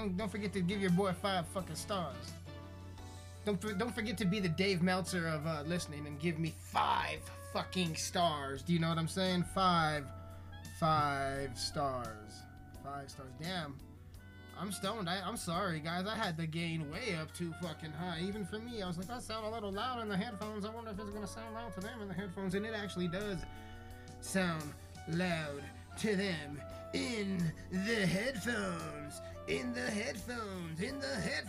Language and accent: English; Colorado, United States; I'm from Colorado